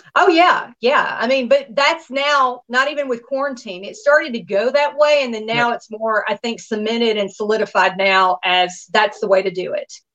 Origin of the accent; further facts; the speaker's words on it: Nashville, Tennessee, United States; also born or lived in Miami, Florida; now in Los Angeles, United States; my hometown, my stomping ground is Tennessee